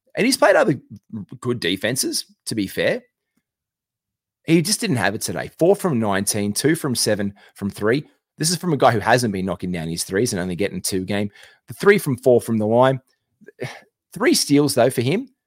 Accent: Australia; I'm an Aussie

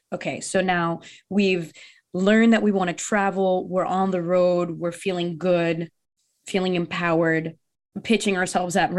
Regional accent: Bethel, Connecticut, United States; English is a second language; also born or lived in Brazil; I grew up in Bethel, Connecticut, which is a really small town

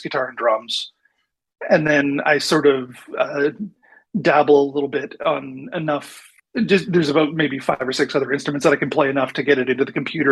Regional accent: Manitoba, Canada; moved away as an adult; also born or lived in Vancouver; I grew up in Manitoba, one of the central provinces in Canada

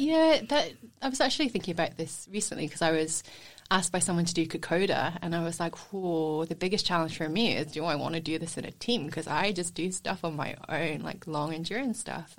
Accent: Scotland, United Kingdom; born or raised there; moved away as an adult; also born or lived in England / Edinburgh; now in Sunshine Coast, Australia

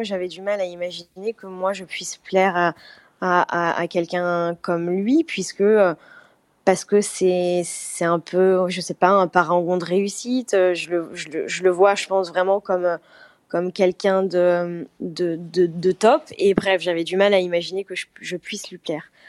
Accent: France; moved away as an adult; now in Bali, Indonesia; chez moi en France, dans ma petite ville

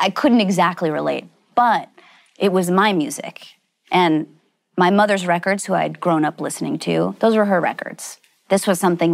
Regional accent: Los Angeles, California, United States; I grew up in the San Fernando Valley. I grew up in Van Nuys, off of Van Nuys Boulevard

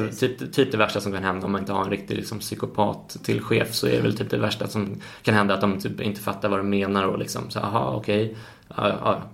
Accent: Sweden; Och som svensk är man ju uppfostrad

